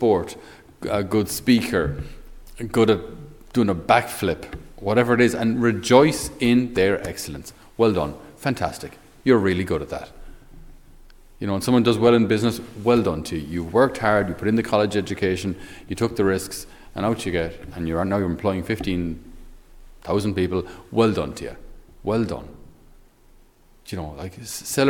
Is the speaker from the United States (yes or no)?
no; Ireland; us Irish